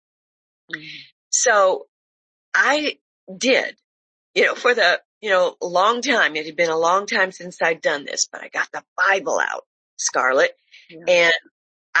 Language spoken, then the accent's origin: English; Detroit, Michigan, United States; I grew up in Detroit, and my grandfather was our pastor for a long, long time